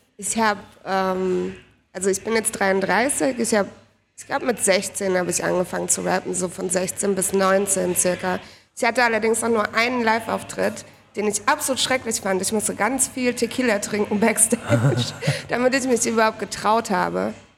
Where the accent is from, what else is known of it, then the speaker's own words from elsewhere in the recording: Heidelberg, Baden-Württemberg, Germany; moved away as an adult; now in Berlin, Germany; ursprünglich aus Heidelberg und seit vier Jahren wohne ich in Berlin